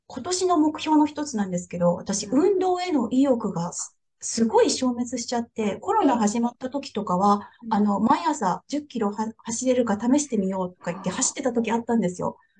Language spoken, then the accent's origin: Japanese; Japan; moved away as an adult; now in Houston, United States; 新参日本人